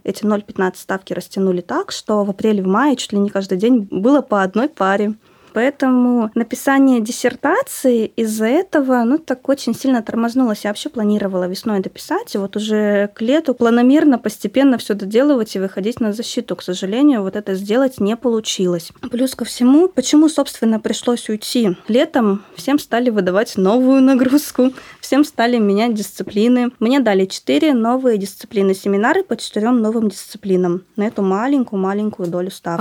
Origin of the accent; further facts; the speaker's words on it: Northern Kazakhstan, Kazakhstan; now in Omsk, Russia; Я сама родилась в Северном Казахстане